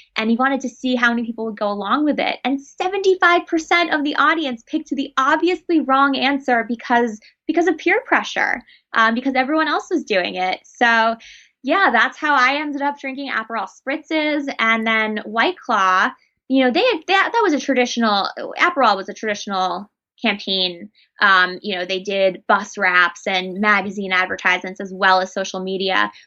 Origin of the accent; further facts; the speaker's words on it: New York City, New York, United States; I grew up in New York City, which is very nightlife heavy, club heavy